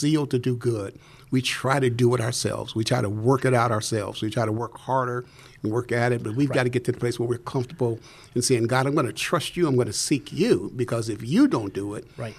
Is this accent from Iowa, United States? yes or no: no; Chicago, Illinois, United States; also born or lived in Mississippi; But we moved to the south side of Chicago. So I grew up on the south side of Chicago.